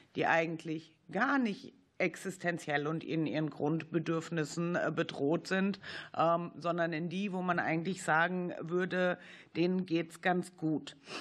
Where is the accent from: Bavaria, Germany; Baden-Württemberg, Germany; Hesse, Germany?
Baden-Württemberg, Germany; ich komme aus Baden-Württemberg